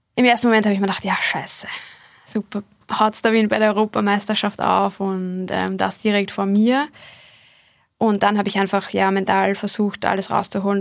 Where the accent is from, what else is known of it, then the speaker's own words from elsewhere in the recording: Bad Fischau-Brunn, Lower Austria, Austria; Ich habe mit sieben oder acht Jahren begonnen in meiner Heimatgemeinde Bad Fischerbrunn